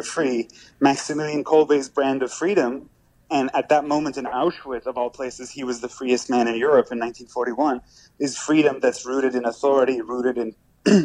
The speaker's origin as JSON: {"language": "English", "country": "Iran", "moved": "yes", "lives_now": "United States", "said": "I'm an immigrant from Iran"}